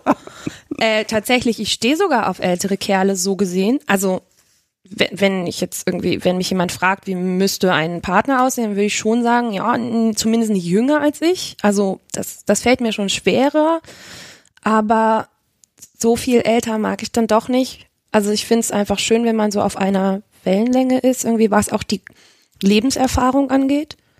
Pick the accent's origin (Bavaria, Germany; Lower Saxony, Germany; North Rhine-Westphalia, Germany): Lower Saxony, Germany; Hanover; moved away as an adult; now in Leipzig, Germany; ich komme ursprünglich aus Hannover tatsächlich, wohne aber jetzt seit sechseinhalb Jahren in Leipzig